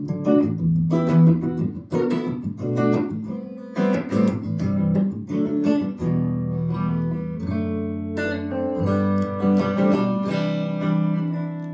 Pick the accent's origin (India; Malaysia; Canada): Canada; being a Canadian guitar player